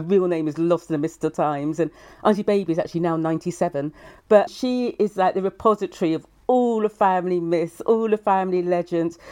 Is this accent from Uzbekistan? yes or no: no; Brighton, South East England, United Kingdom; accent: English; I was born in Brighton